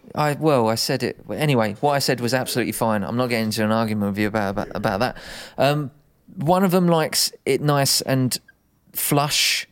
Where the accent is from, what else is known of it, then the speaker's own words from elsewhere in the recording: United Kingdom; we're British